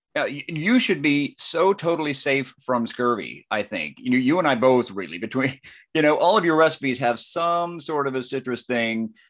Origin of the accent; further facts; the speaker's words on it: near Cleveland, Georgia, United States; not far from my hometown